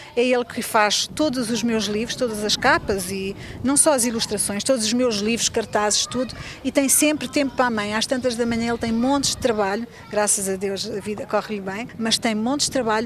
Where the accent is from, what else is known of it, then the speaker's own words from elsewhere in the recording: Luanda, Luanda Province, Angola; also born or lived in Portugal; now in Geneva, Switzerland; é Luanda, a minha cidade.